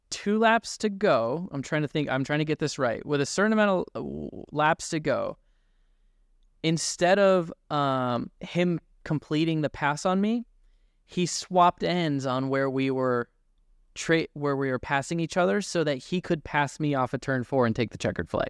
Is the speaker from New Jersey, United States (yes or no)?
no; Newton, Iowa, United States; I grew up racing in Newton